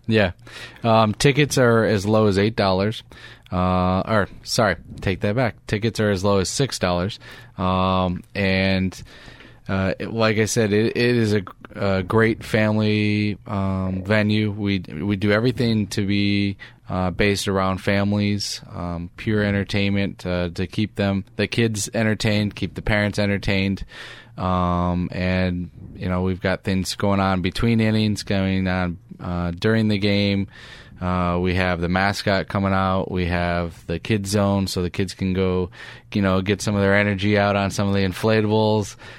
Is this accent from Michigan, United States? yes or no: yes; Detroit, Michigan, United States; moved away; I grew up in Detroit